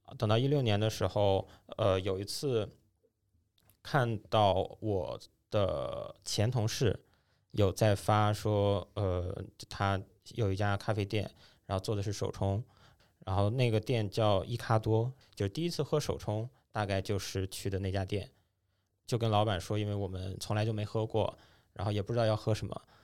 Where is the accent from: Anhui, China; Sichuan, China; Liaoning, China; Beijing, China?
Liaoning, China; Dalian; moved away; 因为我老家是大连的嘛